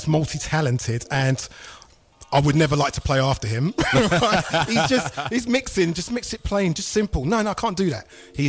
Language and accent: English; Luton, East of England, United Kingdom; moved away as an adult; also born or lived in London; I'm originally from Luton.